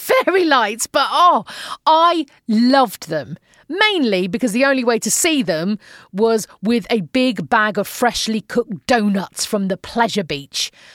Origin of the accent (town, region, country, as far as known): Manchester, North West England, United Kingdom; moved away as an adult; now in Phoenix, United States